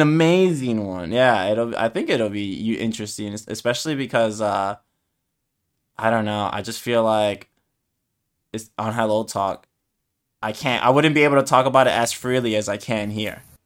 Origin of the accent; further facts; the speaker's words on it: United States; I'm American